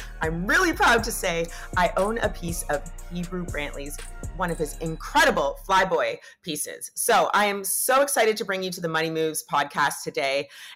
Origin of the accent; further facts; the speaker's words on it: Canada; I say that wrong because I'm Canadian